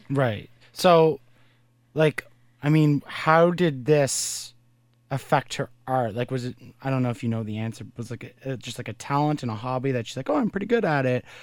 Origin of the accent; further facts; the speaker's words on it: Brockville, Ontario, Canada; I was born in Brockville